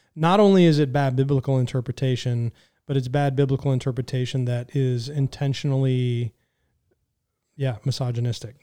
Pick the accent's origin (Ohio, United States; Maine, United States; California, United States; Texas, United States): California, United States; I was raised in California